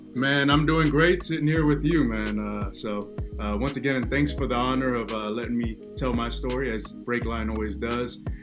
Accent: Oakland, California, United States; first language Tongan; English is a second language; I was born and raised in Oakland, California, uh, deep East Oakland

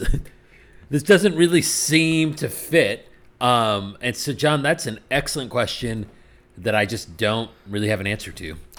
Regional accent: New Jersey, United States; my home state of New Jersey

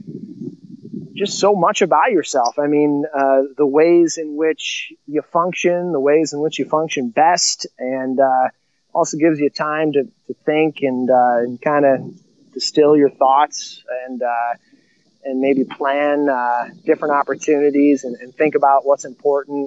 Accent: Illinois, United States; now in South Dakota, United States; two in my hometown of Illinois, the same middle school that I went

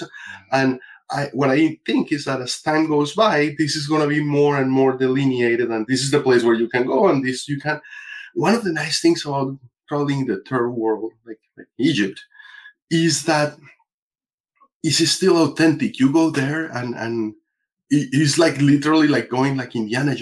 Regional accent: Colombia; now in United States; I'm originally from Colombia, but I've been here in the States for 30 years.

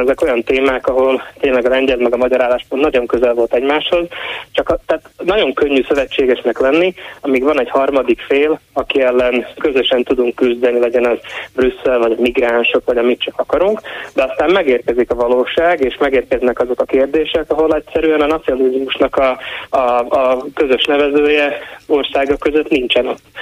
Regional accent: Slovakia; Én nem csak én születtem itt, hanem a szüleim, sőt a nagyszüleim és a dédszüleim is ugyanitt éltek

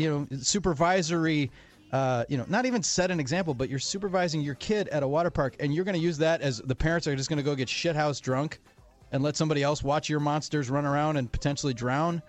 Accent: Wisconsin, United States; my home state, Wisconsin

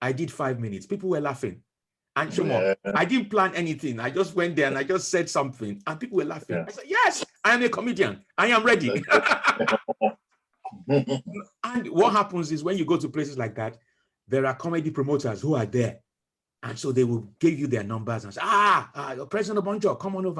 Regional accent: Nigeria; now in United Kingdom; when we were growing up in Nigeria

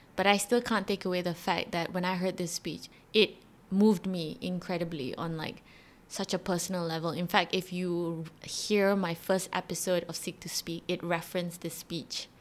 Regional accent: Malaysia; I am a Malaysian, Malay, Muslim girl

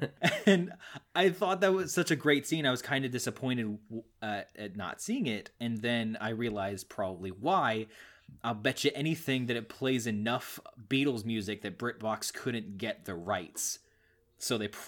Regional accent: Missouri, United States; Nah, I'm from Missouri. Close enough.

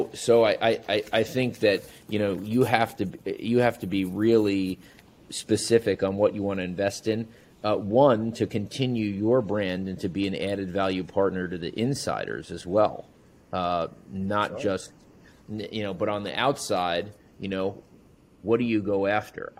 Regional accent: Long Island, New York, United States; moved away as an adult; also born or lived in Chicago; coming from, you know, the mecca of bagels, New York, Long Island

